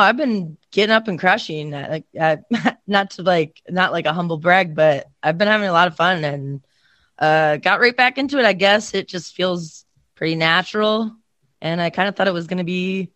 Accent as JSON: {"language": "English", "region": "Iowa", "country": "United States", "said": "I'm from Iowa"}